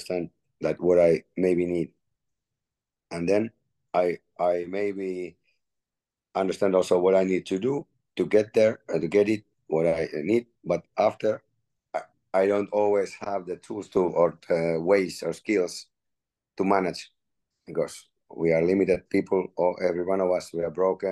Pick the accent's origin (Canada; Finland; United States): Finland; moved away as an adult; now in Nice, France; I'm one guy from Finland